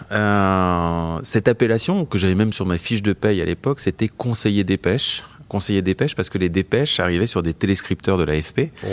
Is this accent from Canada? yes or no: no; Bois-d'Amont, Bourgogne-Franche-Comté, France; also born or lived in Switzerland; parce que j'étais originaire du Jura, du village de Bois d'Amont, qui est un village où il n'y avait pas de maternité